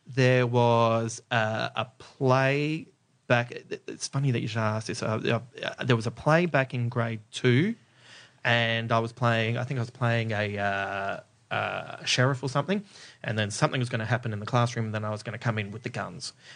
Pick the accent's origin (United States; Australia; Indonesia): Australia; Adelaide, South Australia; I grew up in Adelaide